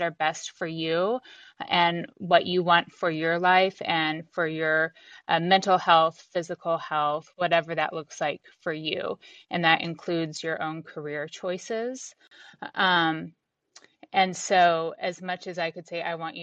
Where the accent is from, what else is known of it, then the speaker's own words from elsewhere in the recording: United States; also born or lived in Texas / New Mexico; now in Washington State, United States; I live in Washington State now, but I grew up in Texas and New Mexico